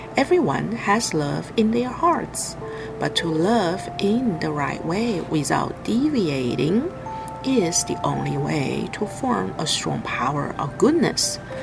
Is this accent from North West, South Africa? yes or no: no; Ladysmith, KwaZulu-Natal, South Africa; I am from South Africa, Ladysmith